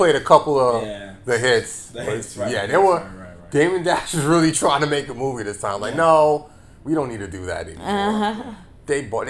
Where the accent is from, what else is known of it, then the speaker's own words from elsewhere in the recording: New York City, New York, United States; We're from the Bronx